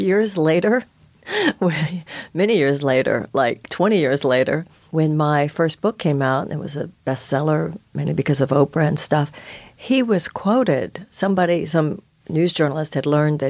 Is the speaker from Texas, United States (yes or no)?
yes; Houston, Texas, United States; now in New York, United States; I was born and raised in Houston